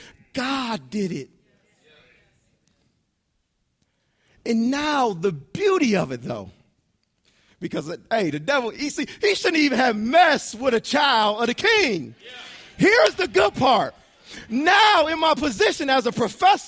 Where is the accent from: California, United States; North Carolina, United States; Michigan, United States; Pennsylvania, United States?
Michigan, United States; Detroit; also born or lived in Chicago; Brandy and I are both from Detroit. We lived in Chicagoland for a short period of time